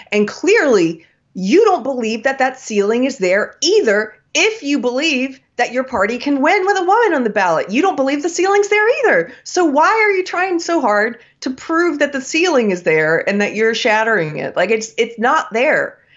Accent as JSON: {"language": "English", "region": "South Carolina", "country": "United States", "tie": "born or raised there", "said": "from my home state of South Carolina"}